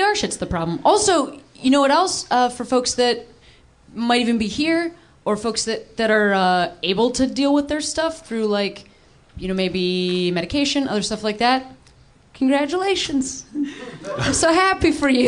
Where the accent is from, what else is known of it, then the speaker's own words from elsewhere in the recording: Chicago, Illinois, United States; moved away as an adult; now in Los Angeles, United States; I grew up in Chicago